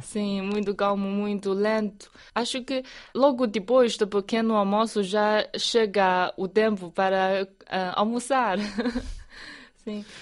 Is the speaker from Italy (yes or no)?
no; Ruijin area, Jiangxi, China; moved away; Na minha terra natal tem muitos, uh, muitas colinas, é uma área montanhosa